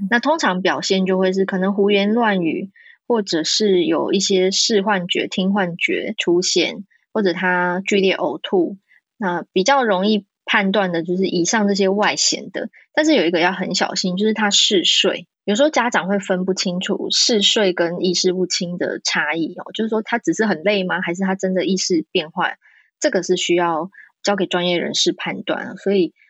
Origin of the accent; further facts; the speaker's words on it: Taiwan; 我在台湾长大